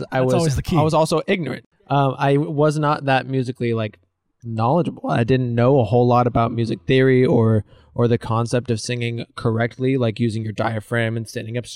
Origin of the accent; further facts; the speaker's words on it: Elk Grove, California, United States; also born or lived in San Jose; I'm originally from Sacramento, Elk Grove, more specifically